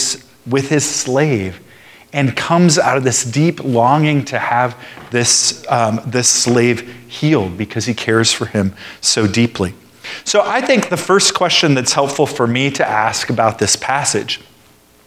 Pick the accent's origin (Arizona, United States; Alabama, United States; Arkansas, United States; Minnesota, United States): Alabama, United States; moved away as an adult; now in San Francisco, United States; I graduated from high school in Alabama